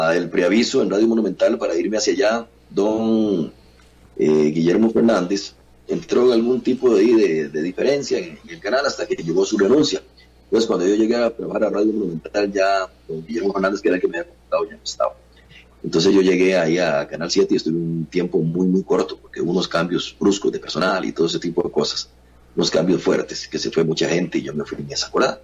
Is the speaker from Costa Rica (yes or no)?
yes; San José, Costa Rica; yo nací en San José, en San Francisco de los Ríos, eh, aquí en el barrio Santa Marta de San Francisco de los Ríos. Aquí dejé el ombligo y aquí me mantengo todavía viviendo.